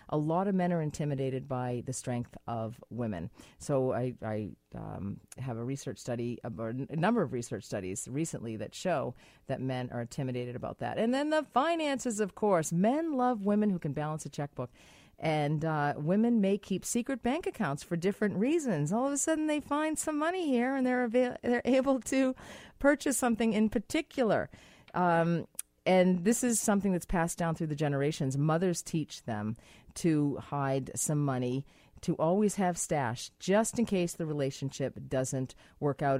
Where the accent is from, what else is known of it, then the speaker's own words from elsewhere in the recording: United States; moved away; in America, which is my home country, which is where I'm from